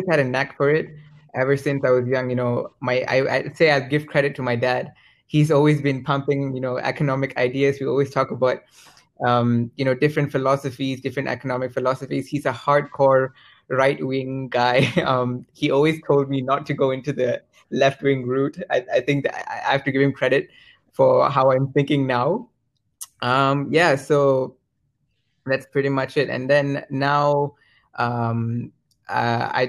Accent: near Singapore, Johor, Malaysia; moved away as an adult; now in Lancaster, United Kingdom; I was born in the very south of Malaysia, very close to Singapore. I attended primary school at this place called St. Joseph.

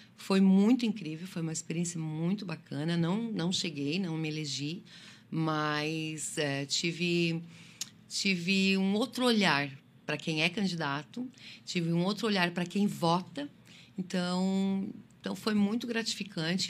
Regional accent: Lages, Santa Catarina, Brazil; moved away as an adult; also born or lived in Criciúma; now in Içara, Brazil; eu sou natural de Lages, né, na Serra Catarinense.

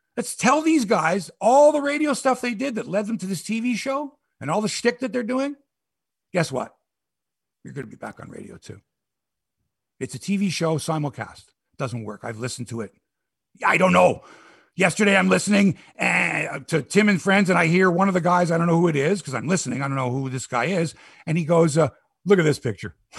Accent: Toronto, Ontario, Canada; I'm from Toronto.

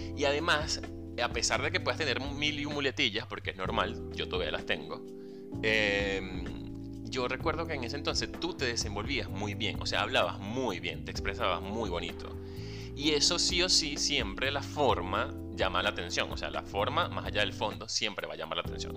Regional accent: Venezuela; moved away as an adult; also born or lived in San Juan de los Morros; Soy venezolano, comunicador social, locutor profesional y community manager. También soy emigrante

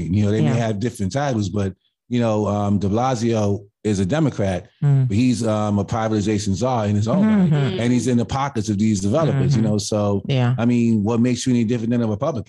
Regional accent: New York City, New York, United States; now in Queens, New York, United States; I live in Queens, but I'm born and raised in Brooklyn, Bed-Stuy

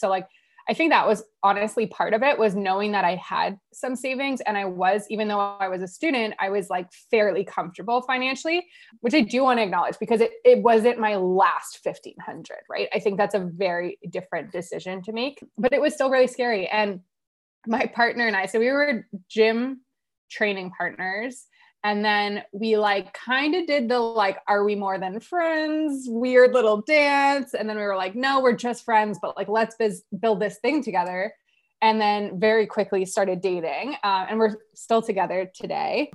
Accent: Ottawa, Ontario, Canada; I'm from Ottawa, Canada, uh, born and raised.

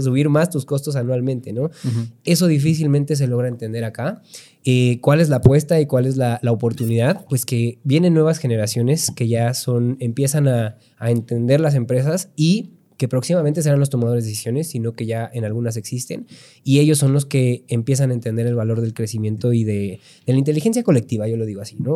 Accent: Pachuca, Hidalgo, Mexico; also born or lived in Puebla; tengo 32 años, soy de Pachuca

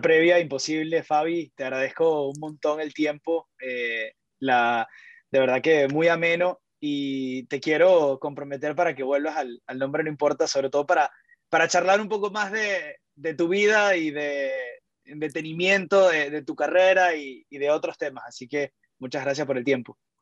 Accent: Venezuela; para uno como venezolano

